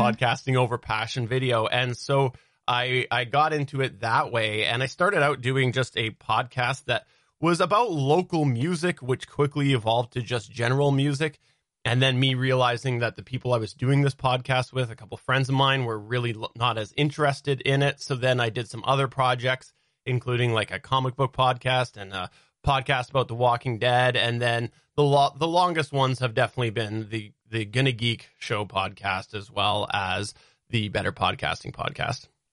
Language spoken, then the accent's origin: English; Canada; I have grown up in the same city in Canada